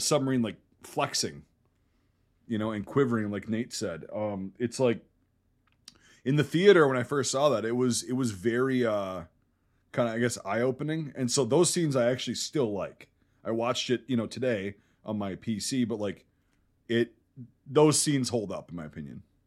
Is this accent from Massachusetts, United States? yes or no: no; Wisconsin, United States; I grew up in Wisconsin.